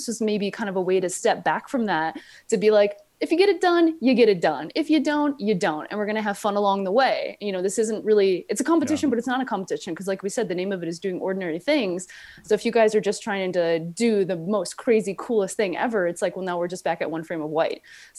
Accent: Spain; I'm from Spain.

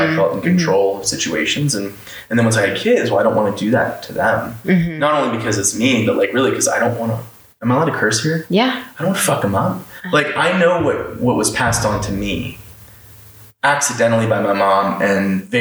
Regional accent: Orlando, Florida, United States; moved away as an adult; now in Los Angeles, United States; I grew up in Orlando the whole time. Right. I only moved away nine months ago.

